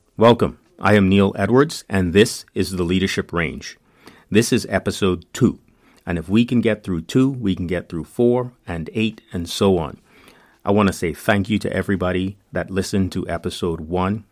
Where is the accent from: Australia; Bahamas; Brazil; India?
Bahamas; moved away as an adult; now in United States; I'm from the Bahamas, known officially as the Commonwealth of the Bahamas